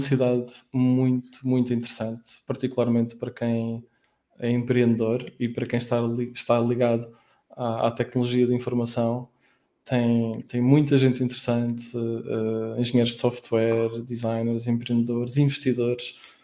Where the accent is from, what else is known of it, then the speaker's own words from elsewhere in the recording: Aveiro, Aveiro District, Portugal; moved away as an adult; now in Lisbon, Portugal; Nos, nos primeiros 10 anos eu estive em Aveiro, que é a minha cidade natal